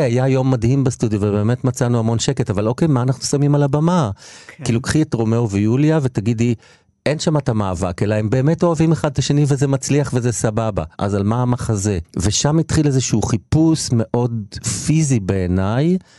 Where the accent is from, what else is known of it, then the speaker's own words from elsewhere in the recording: Israel; moved away as an adult; also born or lived in Tel Aviv; אני בא מקיבוץ